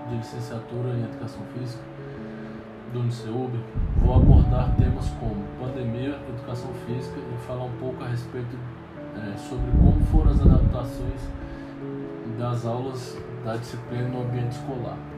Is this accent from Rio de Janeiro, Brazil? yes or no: no; Brasília, Federal District, Brazil; tenho 29 anos, sou natural de Brasília, solteiro, bacharel em educação física